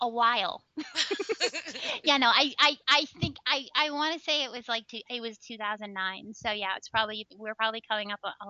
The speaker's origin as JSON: {"language": "English", "region": "Texas", "country": "United States", "said": "I'm originally from Texas. And I travel around the country. I never know where I'm going to be."}